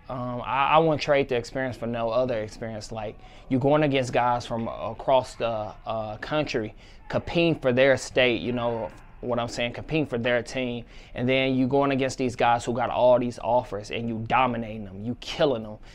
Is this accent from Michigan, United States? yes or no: no; St. Louis, Missouri, United States; my hometown, represent Saint Louis, Missouri